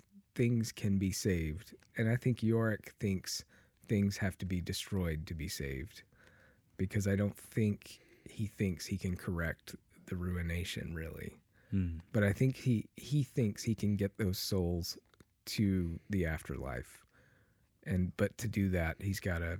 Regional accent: Memphis, Tennessee, United States; I'm from Memphis.

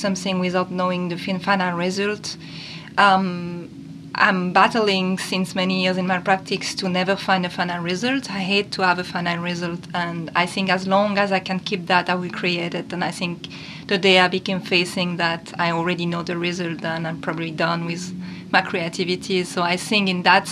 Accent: Switzerland; also born or lived in northern Europe; now in New Orleans, United States; I was growing up in Switzerland and living most of my life in the north part of Europe and moving in 2016 to New Orleans, Louisiana

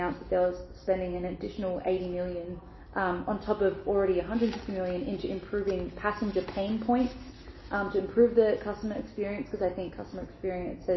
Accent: Australia; moved away; as an Australian

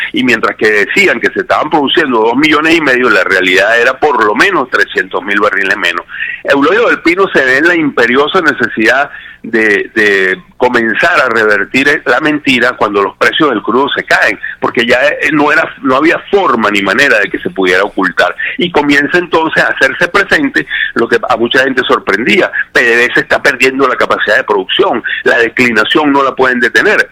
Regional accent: Venezuela; para nosotros como ciudadanos venezolanos

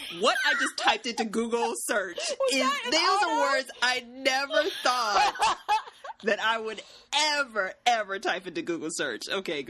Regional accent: United States; as an American

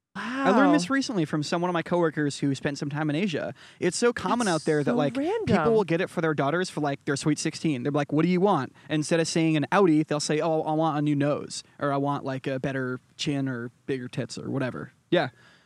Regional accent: Connecticut, United States; accent: Boston accent mixed with a New York accent; now in New York, United States; I'm from Eastern Connecticut, so I have like a just south of like Boston accent mixed with a New York accent.

